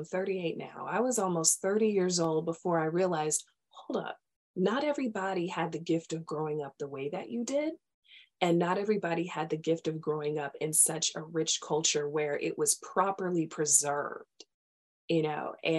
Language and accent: English; Charleston, South Carolina, United States; being from Charleston, I'm from Charleston. My mother is from downtown. My dad is from West Ashley. So I'm really from Charleston.